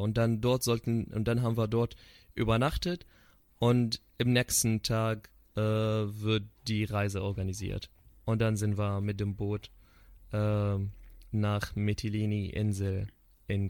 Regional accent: Syria; German is a second language; moved away as an adult; wir als Syrer

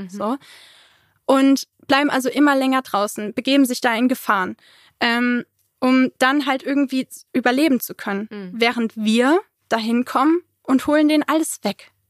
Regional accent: Germany; Ich so, ja, ich komme aus Deutschland.

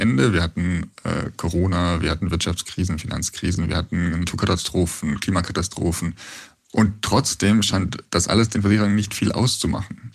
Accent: Bavaria, Germany; ich bin aus Bayern

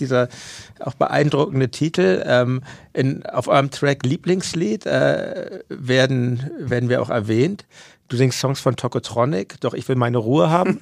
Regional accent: Hamburg, Germany; als Hamburger

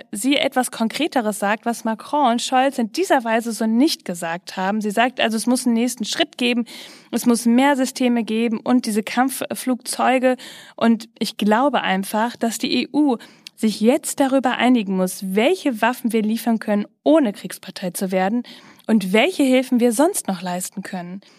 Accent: North Rhine-Westphalia, Germany; Ich komme ja aus Ostwestfalen-Lippe, aber nicht so weit weg von mir wird ja ganz schön viel Karneval gefeiert.

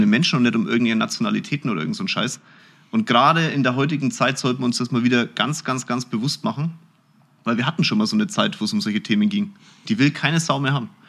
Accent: Munich, Bavaria, Germany; ich bin in München, Schwabing geboren

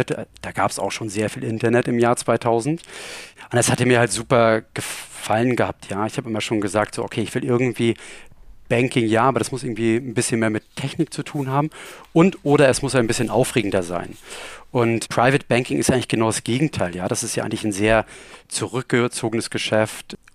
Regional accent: Rostock, Mecklenburg-Vorpommern, Germany; Ich komme ursprünglich aus Rostock, ähm, also auch jetzt nicht so weit weg und ähm, habe da auch meine Ausbildung gemacht und habe dann tatsächlich dort auch mein Studium gemacht.

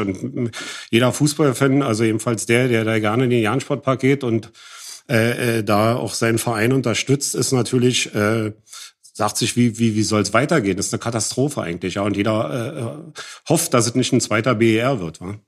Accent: East Germany, Germany; dass ich auch noch aus dem Osten bin

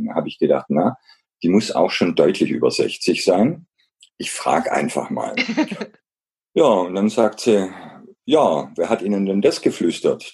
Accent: Black Forest, Baden-Württemberg, Germany; Ich bin im Schwarzwald aufgewachsen

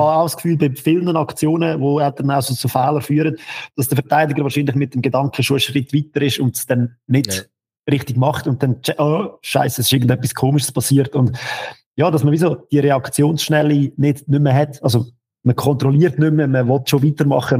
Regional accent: Lucerne, Switzerland; Ich als Luzerner in Bern

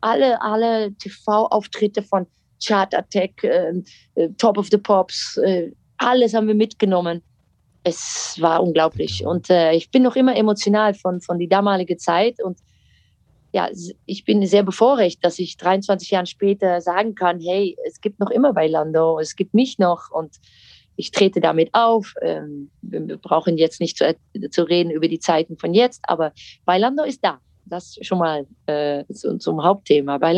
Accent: Netherlands; German is a second language; moved away; Ihr seid doch Deutsch, ich nicht.

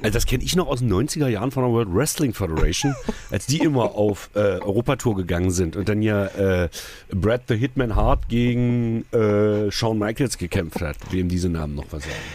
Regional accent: Magdeburg, Saxony-Anhalt, Germany; Ich komme aus Magdeburg

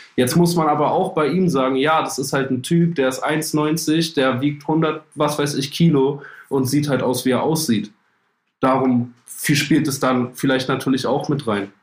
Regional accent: Germany; auch als Deutscher

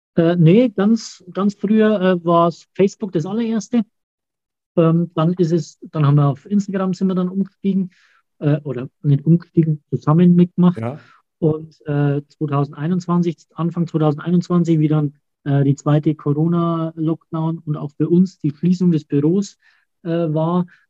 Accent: Auerbach, Germany; bei uns in Auerbach

